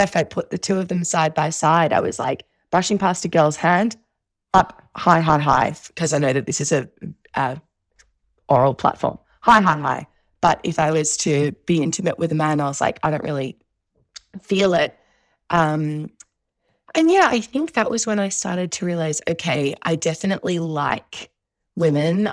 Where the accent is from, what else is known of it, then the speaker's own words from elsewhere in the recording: Melbourne, Victoria, Australia; I grew up in Southeast, uh, Victoria, in Melbourne